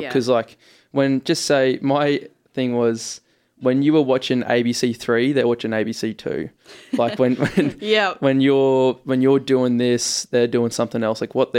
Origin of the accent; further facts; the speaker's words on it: Ipswich, East of England, United Kingdom; Born and raised in Ipswich, mate.